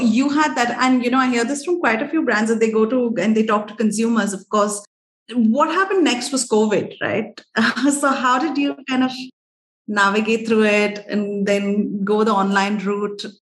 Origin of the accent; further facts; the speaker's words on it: South India, India; I'm South Indian